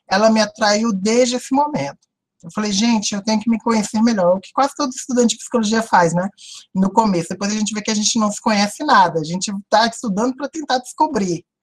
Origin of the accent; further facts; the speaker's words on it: Brasília, Federal District, Brazil; Eu é, cresci em Ceilândia, que é a periferia de Brasília, filha de uma professora negra, e de um operador de computadores negro.